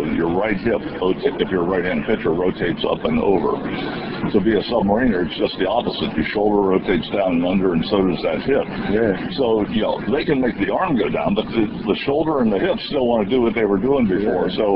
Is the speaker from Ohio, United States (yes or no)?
yes; Cincinnati, Ohio, United States; when I grew up in Cincinnati